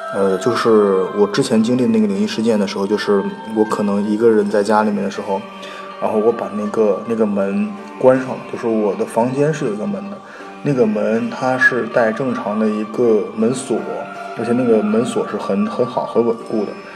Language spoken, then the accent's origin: Chinese; Northeast China, China; 因为我们家是东北的